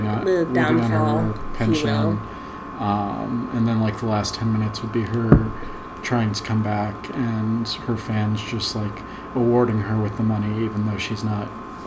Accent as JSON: {"language": "English", "country": "United States"}